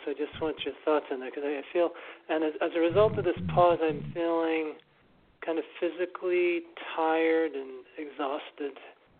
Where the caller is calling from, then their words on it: Massachusetts, United States; in Massachusetts this time.